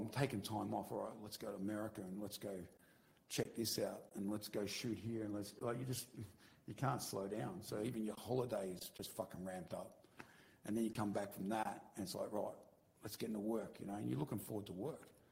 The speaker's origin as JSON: {"language": "English", "region": "Victoria", "country": "Australia", "moved": "yes", "said": "I'm from Victoria originally."}